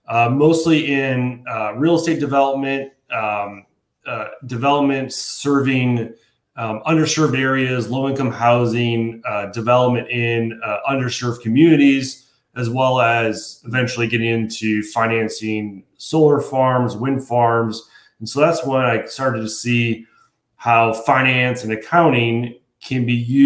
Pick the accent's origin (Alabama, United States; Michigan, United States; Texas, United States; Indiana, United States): Indiana, United States; Valparaiso; also born or lived in Bloomington, Indiana / Chicago, Illinois; So I'm born and raised in Indiana, grew up in Valparaiso, just outside of Chicago, came down to Bloomington for school, my undergrad